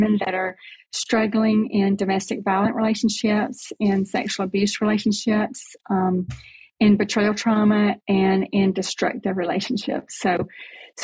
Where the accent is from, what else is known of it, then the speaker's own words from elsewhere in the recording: Selma, Alabama, United States; So I grew up in Selma, Alabama.